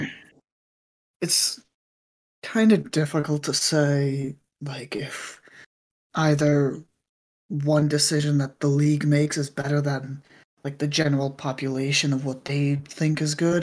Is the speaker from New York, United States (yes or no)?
yes; New York City, New York, United States; moved away; also born or lived in Northern California; I grew up in New York City, lived in Northern California for a bit